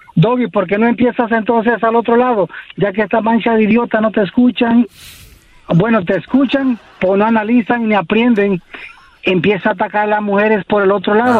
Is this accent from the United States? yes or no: yes; Los Angeles, California, United States; also born or lived in Costa Rica; nací en Costa Rica, pero soy criado aquí en Los Ángeles